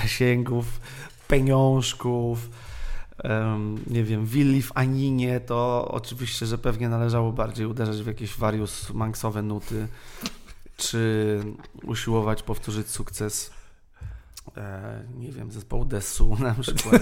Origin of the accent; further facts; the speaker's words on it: Warsaw, Masovian Voivodeship, Poland; ja jestem ze Śródmieścia